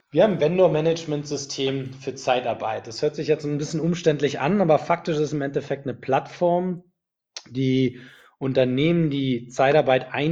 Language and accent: German; Berlin, Germany; now in Munich, Germany; Ich komme ursprünglich aus Berlin, und äh, habe dort Wirtschaftsingenieur studiert an der TU Berlin und bin äh, nach meinem Studium direkt nach München gegangen